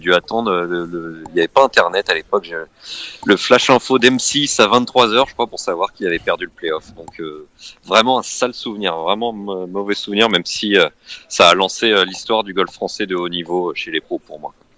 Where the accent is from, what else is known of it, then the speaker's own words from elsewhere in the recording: Normandy, France; J'étais au golf à Gaillon, chez moi en Normandie